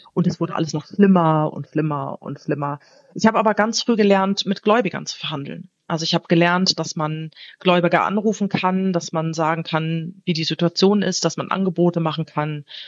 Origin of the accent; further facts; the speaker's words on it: Wiesbaden, Hesse, Germany; moved away as an adult; also born or lived in Hamburg; now in Portugal; ich bin ja in Hessen aufgewachsen